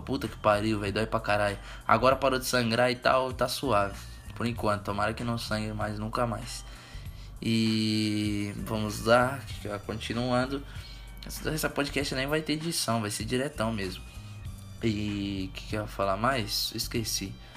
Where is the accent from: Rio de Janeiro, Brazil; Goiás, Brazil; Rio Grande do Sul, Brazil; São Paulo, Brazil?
São Paulo, Brazil; Suzano; Eu sou de Suzano, Suzano São Paulo.